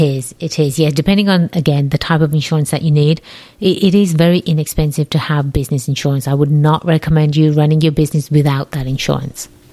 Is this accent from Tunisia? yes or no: no; England, United Kingdom; accent: English; my English accent really isn't a real English accent